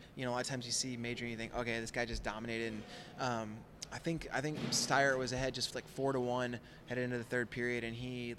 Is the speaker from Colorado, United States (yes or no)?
yes; Colorado Springs, Colorado, United States; I'm from Colorado.